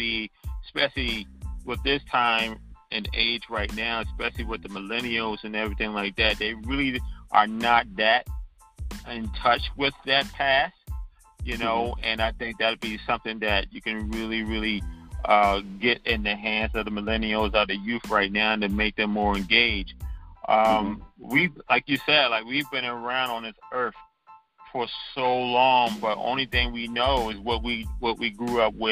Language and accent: English; Charleston, South Carolina, United States; moved away as an adult; also born or lived in New York; growing up in Charleston in the 60s and 70s and 80s